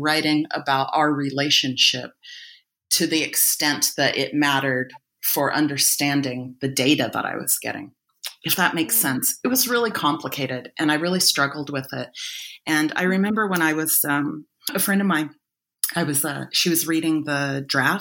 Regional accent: United States; also born or lived in Egypt; now in Australia; I'm based in Australia now, but I'm originally American.

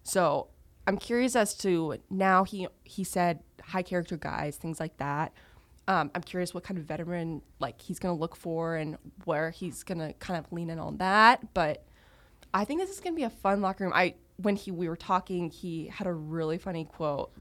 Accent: Texas, United States; moved away; being a born and raised Texan

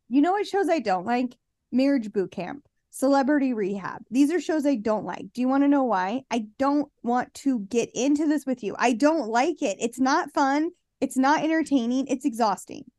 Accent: Utah, United States; accent: Utah

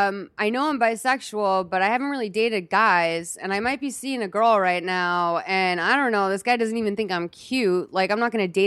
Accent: Boston, Massachusetts, United States; now in Los Angeles, United States; Because like, I don't know, like I'm from Boston. Like I live in LA.

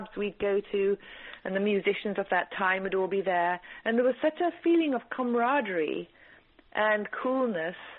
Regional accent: England, United Kingdom; born or raised there; also born or lived in East Africa

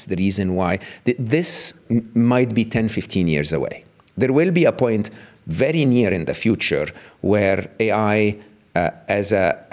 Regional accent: Egypt; moved away as an adult; I was born and raised in the East, in Egypt

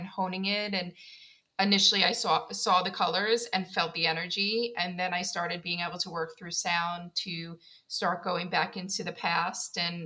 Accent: New York City, New York, United States; now in South Carolina, United States; I'm from Queens, New York

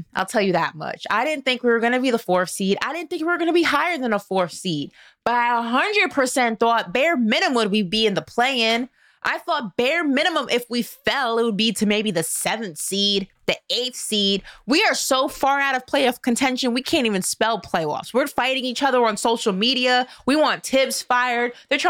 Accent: New York City, New York, United States

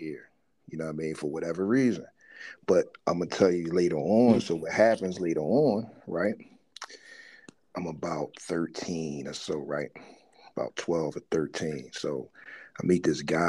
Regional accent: Philadelphia, Pennsylvania, United States; we grew up right around the John Coltrane house

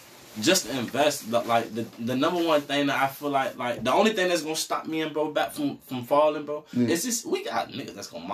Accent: Maryland, United States; now in Virginia, United States; I'm not from Virginia originally. I'm from Maryland, bro. And I moved out here.

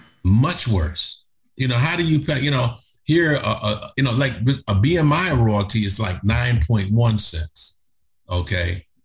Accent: Cleveland, Ohio, United States; I'm from Cleveland, Ohio. That's where we're from.

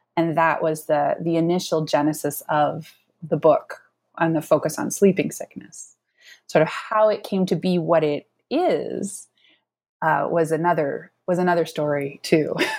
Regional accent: Carbondale, Illinois, United States; now in Pittsburgh, United States; I am originally from Southern Illinois, from Carbondale, Illinois

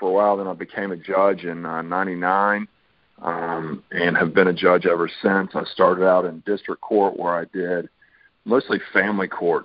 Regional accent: Charlotte, North Carolina, United States; also born or lived in Virginia / Fayetteville; I'm one of the few people that's a native Charlottean. I grew up in Charlotte, born here, grew up here

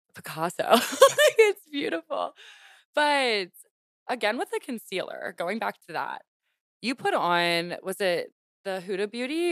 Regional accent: Louisiana, United States; I grew up in Louisiana.

